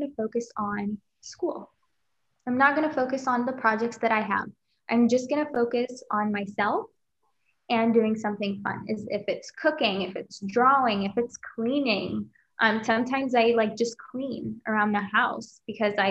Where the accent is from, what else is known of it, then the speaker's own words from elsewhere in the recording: Kuwait; moved away as an adult; now in United States; back home, my home country, Kuwait